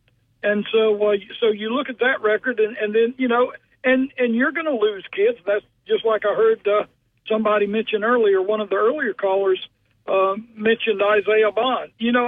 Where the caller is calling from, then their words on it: Alabama, United States; I am calling you from Uri, Alabama.